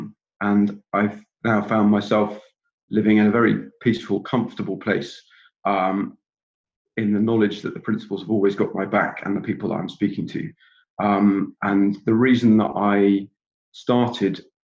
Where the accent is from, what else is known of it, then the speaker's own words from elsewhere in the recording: England, United Kingdom; now in Scotland, United Kingdom; I live up here in Scotland now. I was born in England